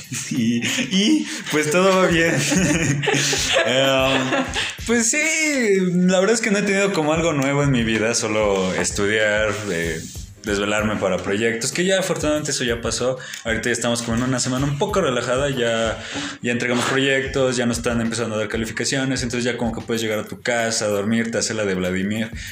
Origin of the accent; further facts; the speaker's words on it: Tlaxcala, Mexico; somos de Tlaxcala